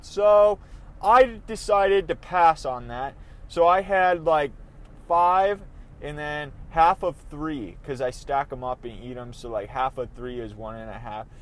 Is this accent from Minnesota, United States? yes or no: yes; Minnesota, United States; they're my home, my home state